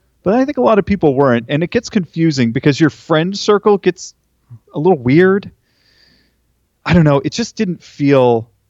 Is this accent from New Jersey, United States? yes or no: no; Napa, California, United States; Yeah, I was born in Napa, actually. And we lived in Northern California, or Northern, right, California for most of my life. And then we relocated to Orange County when I was a sophomore in high school.